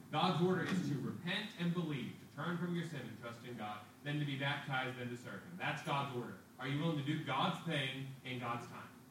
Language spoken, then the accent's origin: English; United States; As American citizens